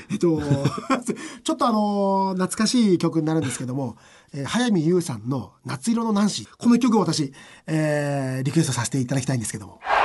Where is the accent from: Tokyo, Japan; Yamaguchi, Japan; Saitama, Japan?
Saitama, Japan; 私浦和出身